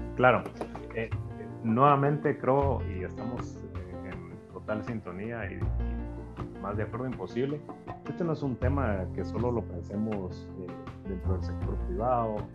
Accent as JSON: {"language": "Spanish", "country": "Guatemala", "said": "somos guatemaltecos"}